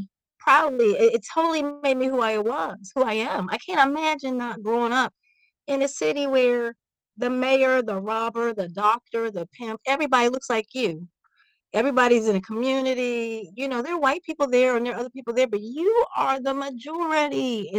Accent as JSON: {"language": "English", "town": "Washington", "region": "District of Columbia", "country": "United States", "tie": "born or raised there", "also_born_or_lived": "Belgium", "moved": "as an adult", "lives_now": "Sweden", "said": "I know I've been to Ohio because I'm from Washington, D.C."}